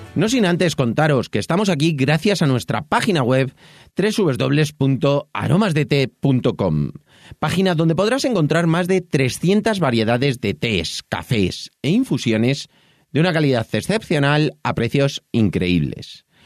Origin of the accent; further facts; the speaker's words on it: Madrid, Community of Madrid, Spain; moved away as an adult; now in Toledo, Spain; yo soy de Madrid, aunque vivo en Toledo desde hace